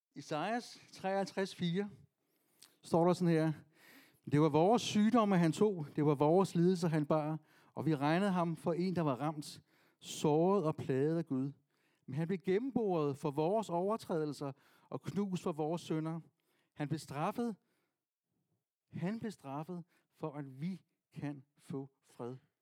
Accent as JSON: {"language": "Danish", "area": "Vestegnen", "region": "Capital Region of Denmark", "country": "Denmark", "said": "Jeg er fra Vestegnen"}